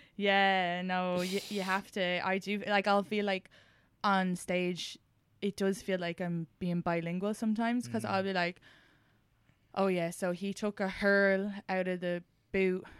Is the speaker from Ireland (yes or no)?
yes; Ireland; now in New York, United States; being Irish in New York